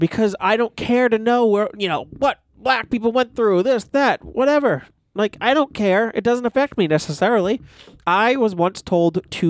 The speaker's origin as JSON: {"language": "English", "town": "Stoneham", "region": "Massachusetts", "country": "United States", "tie": "born or raised there", "lives_now": "Medford, United States", "said": "I fucking live in Medford, Massachusetts. I'm from Stoneham."}